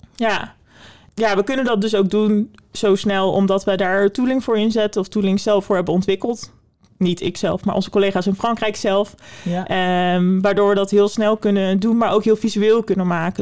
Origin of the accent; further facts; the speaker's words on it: Netherlands; wij als Nederlanders